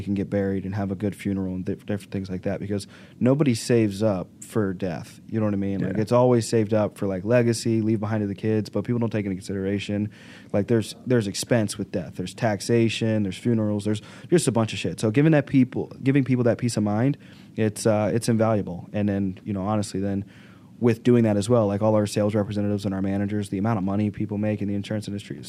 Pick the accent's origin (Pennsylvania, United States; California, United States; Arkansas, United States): Arkansas, United States; Arkansas originally.